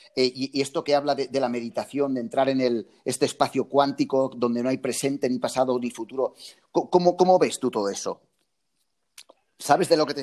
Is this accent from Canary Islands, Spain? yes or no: no; near Lloret de Mar, Catalonia, Spain; aquí en Lloret de Mar, al lado de, mi pueblo